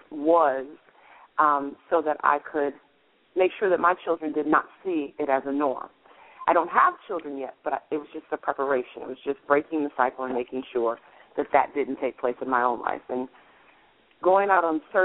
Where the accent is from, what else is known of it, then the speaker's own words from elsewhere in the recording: Kalamazoo, Michigan, United States; moved away; my hometown of Kalamazoo, Michigan